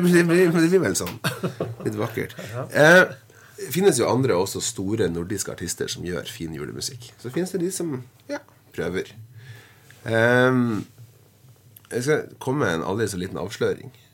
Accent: Hedmarken, Innlandet, Norway; moved away as an adult; now in Northern Norway, Norway; hjemme på Hedmarken

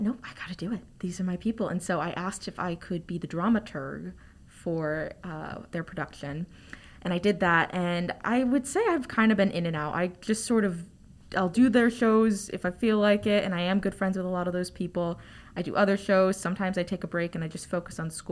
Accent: Northern Virginia, United States; I'm a theater major. I'm from Northern Virginia.

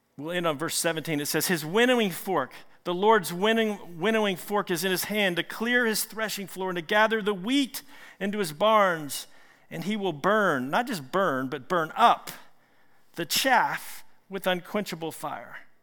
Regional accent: Richmond, Virginia, United States; I'm from Richmond

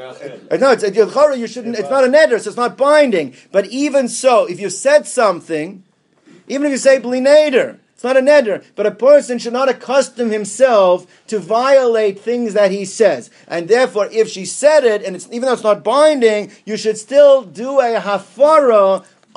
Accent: Columbus, Ohio, United States; when I was growing up in Columbus

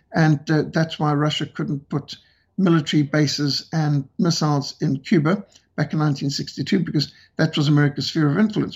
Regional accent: Zimbabwe; my home country of Rhodesia

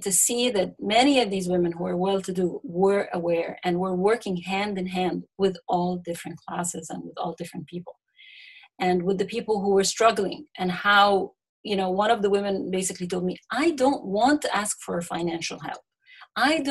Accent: Egypt; growing up in Egypt, you know, it's easy to find yourself in a class bubble

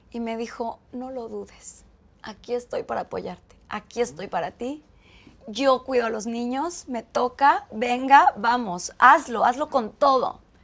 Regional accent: Mexico City, Mexico; also born or lived in Chiapas; Yo soy de Ciudad de México

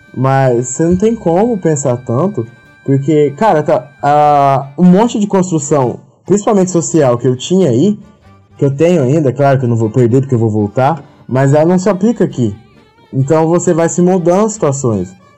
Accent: Minas Gerais, Brazil; moved away as an adult; also born or lived in Campinas; now in Tilburg, Netherlands; eu sou de Minas Gerais e eu mudei em 2014 para Campinas para fazer Unicamp

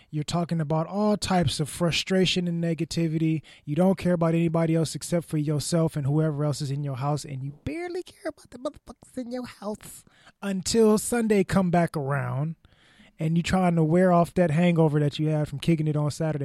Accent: United States; we, as an American society

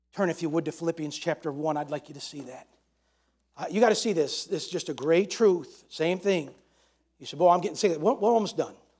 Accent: New York, United States; I'm from New York

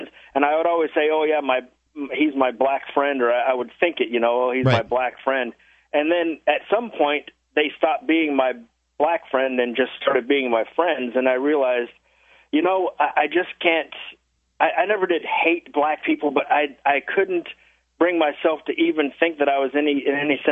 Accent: west of Orlando, rural Florida, United States; now in Washington, United States; I was born in Florida, in a rural part of Florida, so it wasn't Disneyland or Miami

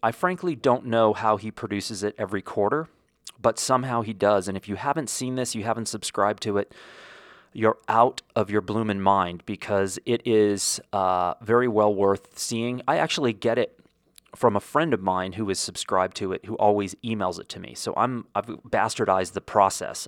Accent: United States; as an American

